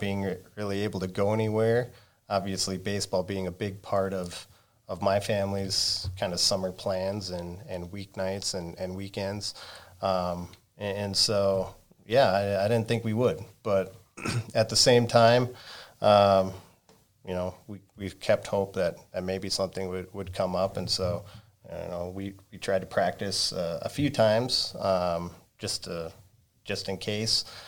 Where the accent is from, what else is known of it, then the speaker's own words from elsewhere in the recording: Litchfield, Minnesota, United States; moved away as an adult; now in Buffalo, United States; I grew up in Litchfield